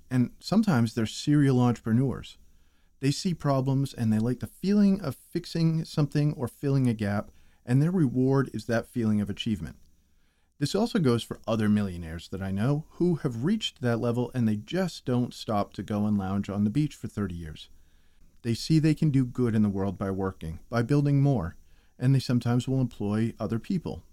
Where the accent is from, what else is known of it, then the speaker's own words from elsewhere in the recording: New England, United States; I'm from New England